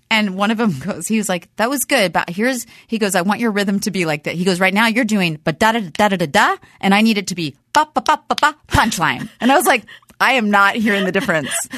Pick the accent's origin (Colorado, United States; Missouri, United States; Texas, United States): Texas, United States; Dallas; moved away; I'm from Dallas originally